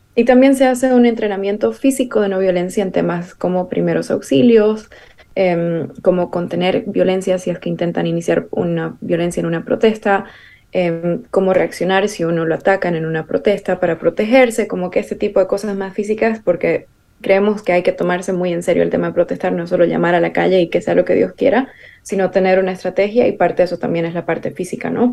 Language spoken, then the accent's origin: Spanish; Bolivia; para nosotros em, como identidad boliviana